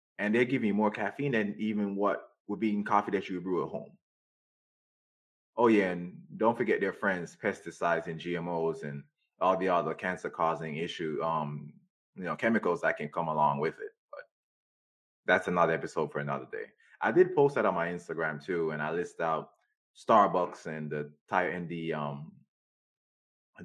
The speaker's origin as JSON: {"language": "English", "country": "Jamaica", "said": "I'm Jamaican"}